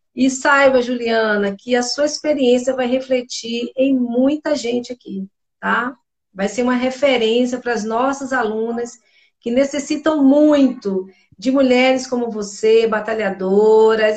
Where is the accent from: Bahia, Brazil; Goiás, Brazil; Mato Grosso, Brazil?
Bahia, Brazil; eu sou baiana